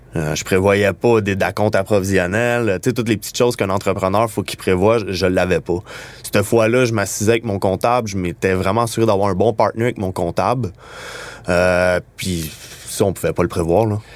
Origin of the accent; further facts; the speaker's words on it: Montreal, Quebec, Canada; on vient de Montréal, puis qu'on design les produits d'ici